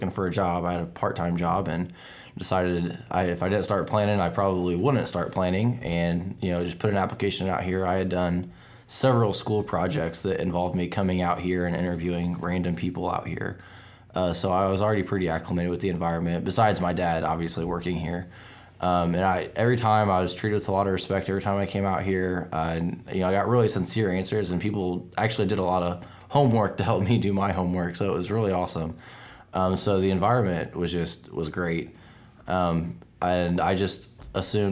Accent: Greenfield, Illinois, United States; now in Carlinville, United States; I grew up in Greenfield, which is only about 20 minutes away from here. I've been in Carlinville for about 8 years now

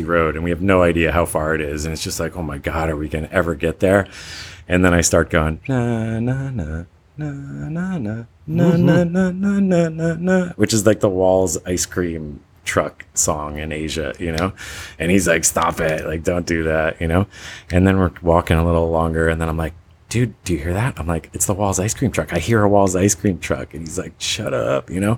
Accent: United States; moved away; as an American

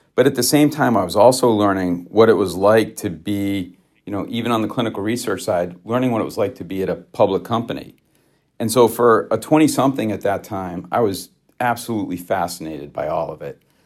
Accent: Grafton, Massachusetts, United States; also born or lived in Worcester, Massachusetts; I was born in Worcester, Massachusetts, uh, and raised in a small town right south of Worcester called, uh, called Grafton, Massachusetts.

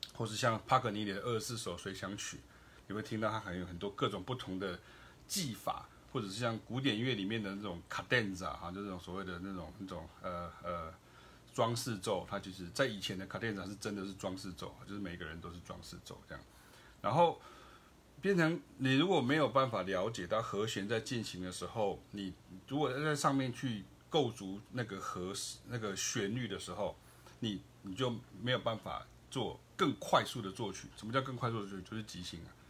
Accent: Taiwan; 我也是台湾人

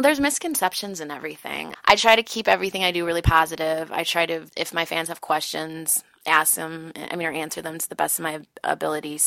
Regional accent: Chicago, Illinois, United States; also born or lived in Los Angeles; I was born in Chicago. I was born on the south side of Chicago. My parents moved to the north side. I went to FXW, St. Ignatius.

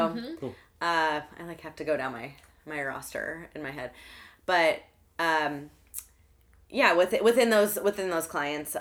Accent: Alton, Illinois, United States; also born or lived in Chicago, Illinois; now in St. Louis, United States; I'm from Alton, Illinois, originally.

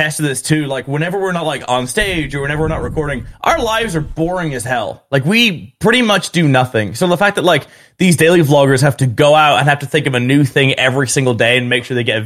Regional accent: United Kingdom; also born or lived in England; I'm Northern Irish, half Northern Irish, half English

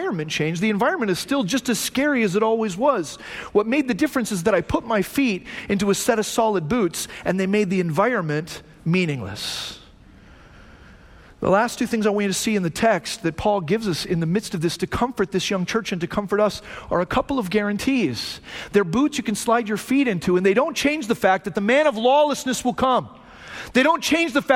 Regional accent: Phoenix, Arizona, United States; moved away; also born or lived in Hume Lake, California; I grew up in Arizona, right? I grew up in Phoenix

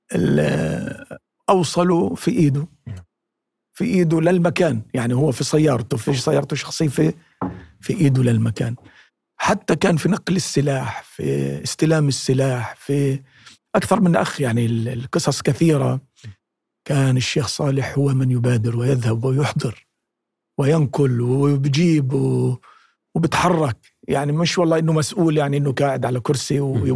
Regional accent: Palestine; accent: Palestinian colloquial dialect; في لهجتنا العامية الفلسطينية

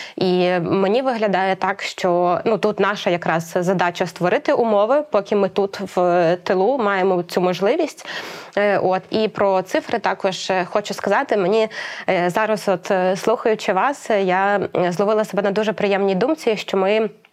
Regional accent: Ukraine; народилася тут в Україні, тут зростала і розвивалася

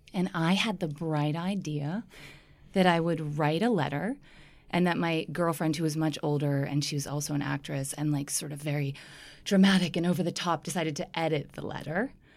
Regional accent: Pennsylvania, United States; moved away as an adult; now in New York, United States; I am from, um, a small town in Pennsylvania. I've lived in New York for about fifteen years.

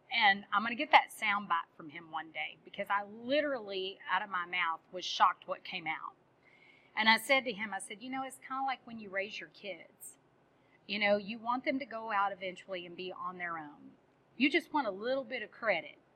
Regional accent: Texas, United States; I'm Texan

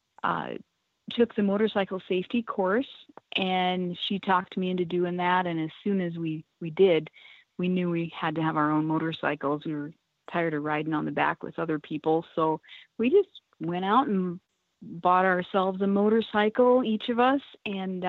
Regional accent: Harding County, South Dakota, United States; also born or lived in Rapid City, South Dakota; I was born in Rapid City and grew up on a little ranch up in the northern part of South Dakota, up in Harding County

